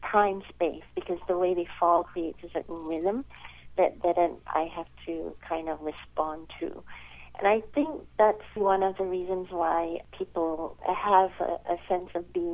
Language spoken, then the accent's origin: English; Malaysia; moved away; I come from Malaysia, so my early training was in children's theater